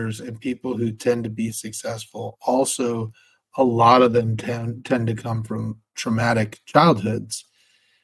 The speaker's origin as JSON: {"language": "English", "country": "United States", "said": "as an American"}